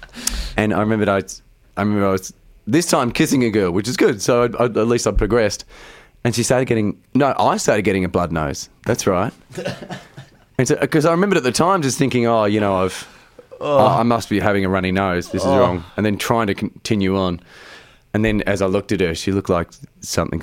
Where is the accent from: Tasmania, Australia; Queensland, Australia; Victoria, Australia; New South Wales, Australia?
Victoria, Australia; Geelong; I grew up in Geelong. I was a surfy kid